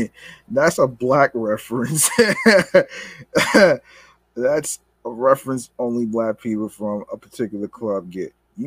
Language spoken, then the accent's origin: English; South Carolina, United States; I'm from South Carolina.